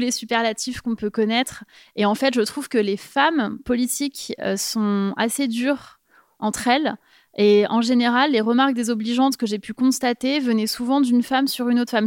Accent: Paris, Île-de-France, France; moved away as an adult; je suis parisienne

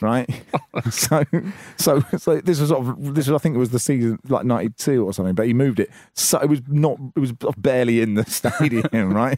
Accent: Cambridge, East of England, United Kingdom; growing up in Cambridge, even though my dad was part of the university

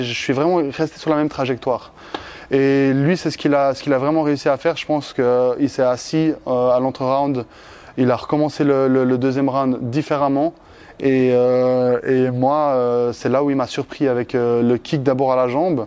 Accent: Switzerland; chez moi en Suisse

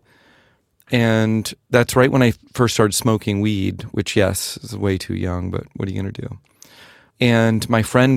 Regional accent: northern rural Florida, United States; now in San Francisco, United States; I grew up in Florida. In northern rural Florida, like Gainesville and Williston, Suwannee River, Jacksonville

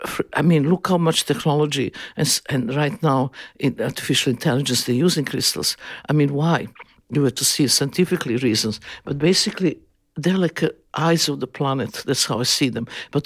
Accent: Serbia; born there; English is a second language; I always feel that I was born in Yugoslavia, but some kind of mistake with the parents I was born.

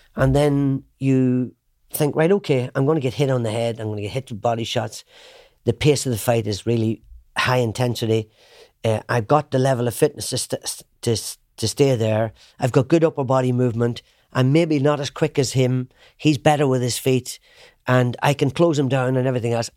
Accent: Ireland; I knew where I came from. I'm an Irishman

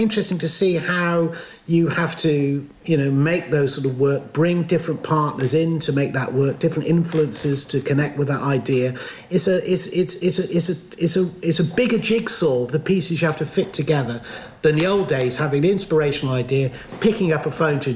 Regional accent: Stroud, South West England, United Kingdom; I'm proud of being born and bred in Stroud. I still live there

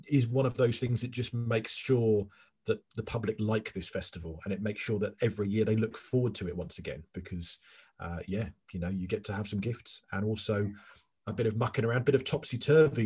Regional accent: England, United Kingdom; I'm English

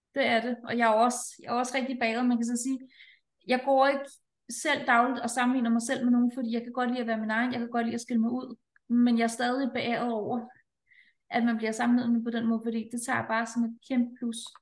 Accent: Denmark; her hjemme i Danmark

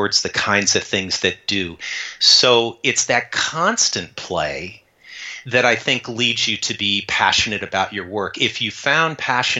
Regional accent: Tucson, Arizona, United States; I grew up in Tucson, Arizona

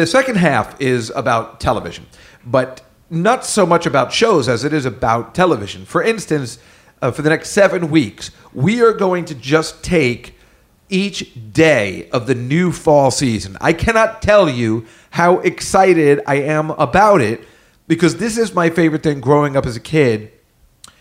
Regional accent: New Brunswick, New Jersey, United States; I also grew up there. I'm from New Brunswick, New Jersey.

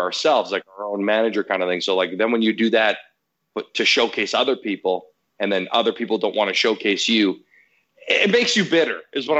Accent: Canada; Italian background. You know, obviously I'm Canadian

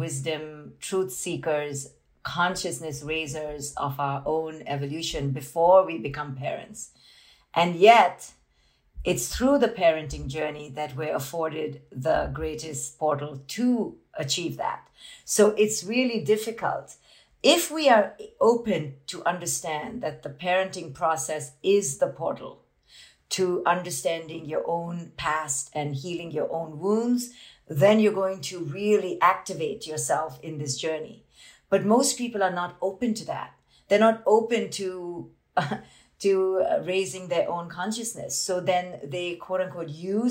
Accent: India; I grew up in India as this Indian woman

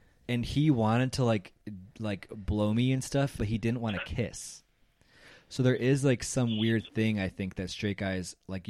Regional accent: Chicago, Illinois, United States; Oh, my hometown.

